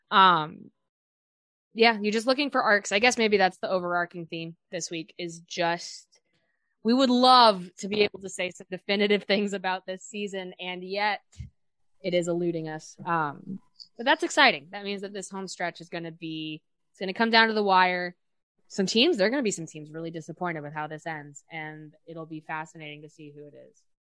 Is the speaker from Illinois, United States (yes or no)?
yes; Chicago, Illinois, United States; we're both from Chicago.